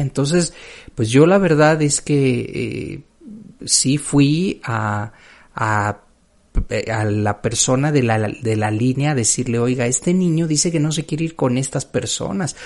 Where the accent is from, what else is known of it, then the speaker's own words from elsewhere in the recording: Mexico City, Mexico; yo venía de la Ciudad de México